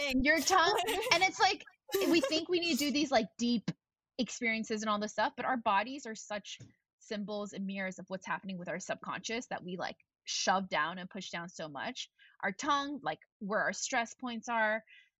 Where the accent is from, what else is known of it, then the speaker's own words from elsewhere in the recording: Tennessee, United States; also born or lived in Texas / Virginia; And we grew up in Tennessee, Texas, and Virginia with a lot of, you know, I think in Texas, there's like a lot of Christians and things like that.